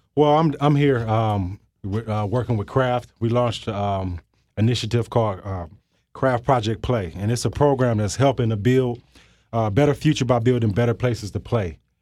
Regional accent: Flint, Michigan, United States; growing up in Michigan, growing up in Flint

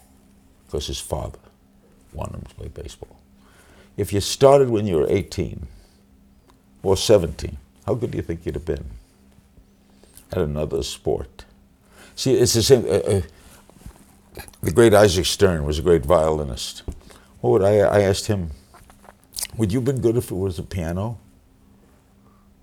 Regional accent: New York City, New York, United States; I grew up in Brooklyn

